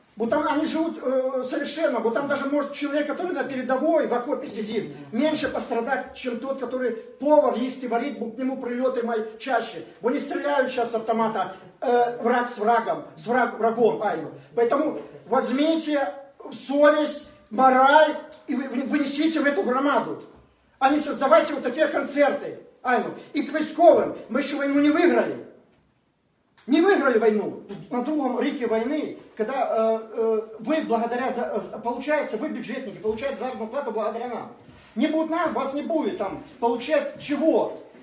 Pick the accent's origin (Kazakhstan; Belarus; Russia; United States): Belarus; now in Ukraine; я белорус защищаю вашу Украину